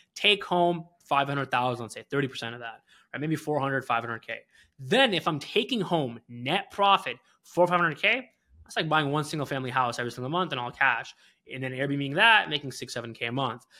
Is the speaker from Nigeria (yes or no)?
no; Canada; moved away as an adult; also born or lived in Philadelphia / Detroit; I'm not an American citizen, I'm a Canadian